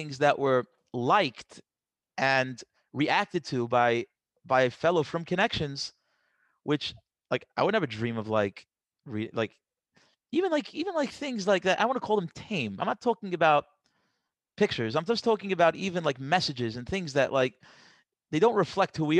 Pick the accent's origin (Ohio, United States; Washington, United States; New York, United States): New York, United States; New York City; I grew up in Queens